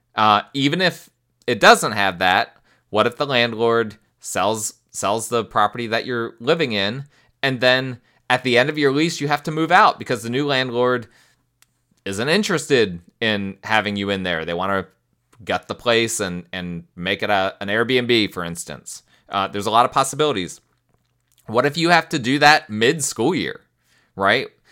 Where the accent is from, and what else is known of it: United States